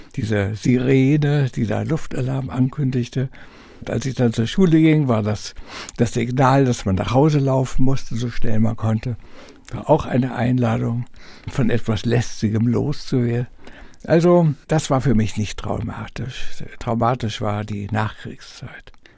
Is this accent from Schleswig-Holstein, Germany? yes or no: yes; Lübeck, Schleswig-Holstein, Germany; born or raised there